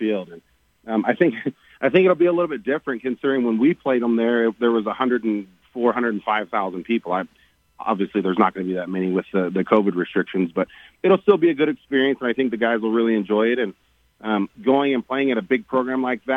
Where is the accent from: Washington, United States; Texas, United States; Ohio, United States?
Texas, United States; Growing up in Texas high school football, you know, that's what Texas bleeds is high school football